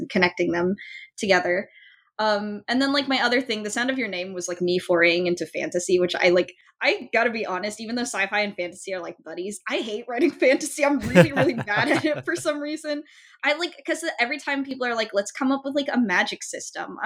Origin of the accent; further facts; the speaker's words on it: Folsom, California, United States; also born or lived in San Francisco; Folsom is my hometown